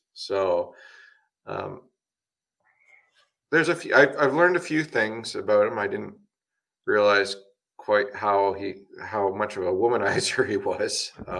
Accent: Canada; I am Canadian, but I find I get better deals on the American site.

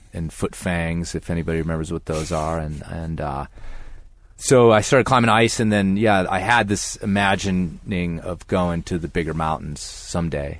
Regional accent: Libertyville, Illinois, United States; moved away; I grew up, yeah, in the suburbs of Chicago

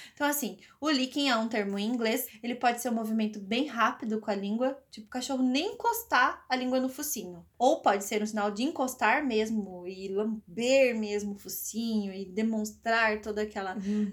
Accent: Piracicaba, São Paulo, Brazil; born or raised there; accent: R's puxados

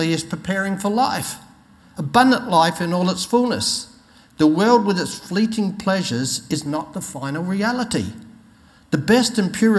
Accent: Australia; I'm an Aussie.

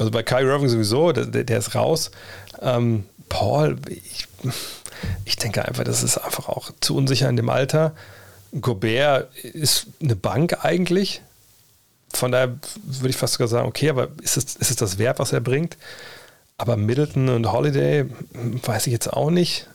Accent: Wolfsburg, Lower Saxony, Germany; ich komme nur aus dem Problemstadtteil Westhagen

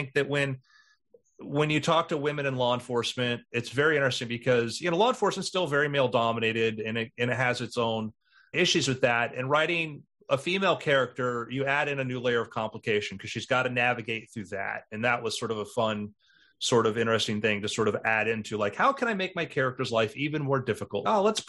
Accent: Fort Lauderdale, Florida, United States; When I was a kid growing up in Fort Lauderdale

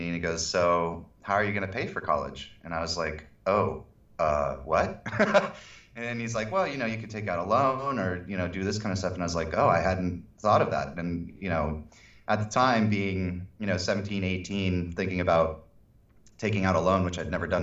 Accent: San Diego, California, United States; also born or lived in Santa Barbara / Los Angeles; I'm from San Diego originally

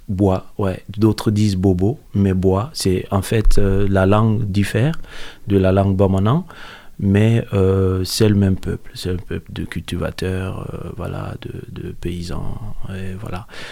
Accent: Mopti, Mali; moved away; Je suis né à Mopti, au Mali, dans le centre du Mali

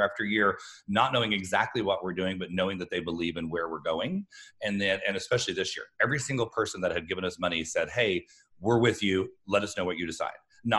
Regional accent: Alva, Oklahoma, United States; from Alva, where I grew up

